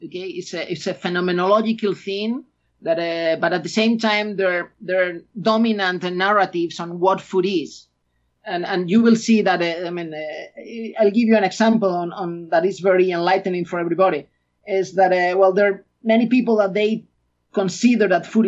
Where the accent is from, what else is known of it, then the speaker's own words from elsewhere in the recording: Galicia, Spain; English is a second language; moved away as an adult; I'm an Spaniard. I was born in Spain. I grew up in Spain